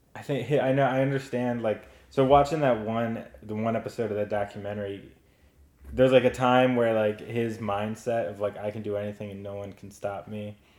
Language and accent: English; Oxford, Pennsylvania, United States; That's where I grew up. It's a uh, very southeastern corner of the state